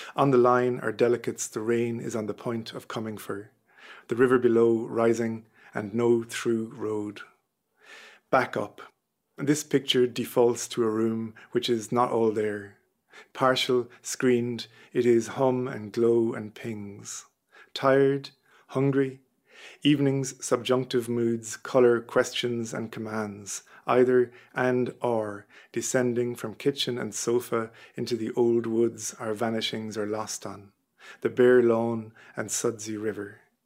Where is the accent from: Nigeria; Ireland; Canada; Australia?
Ireland; Listowel, Munster; moved away as an adult; also born or lived in London; now in Manchester, United Kingdom; I'm from Listool in North Kerry, and I live in Manchester